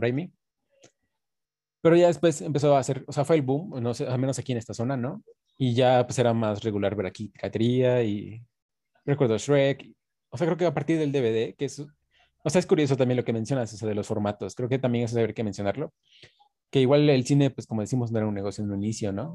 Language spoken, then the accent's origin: Spanish; Coatepec, Veracruz, Mexico; aquí en Coatepec, que bueno, donde yo soy, que es de Coatepec, de Cruz